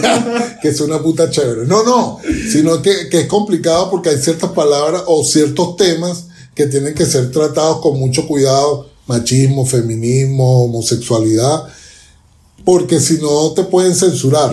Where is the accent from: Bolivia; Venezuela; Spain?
Venezuela; now in Chile; yo como venezolano